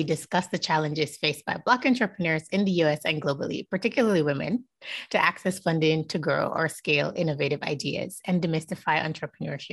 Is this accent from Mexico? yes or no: no; Jamaica; I'm Jamaican